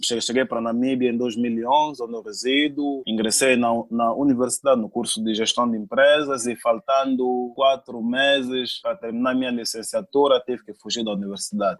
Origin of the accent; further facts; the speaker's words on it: Cabinda, Angola; moved away; eu fui pra Angola, fui pra Cabinda, eu sou de Cabinda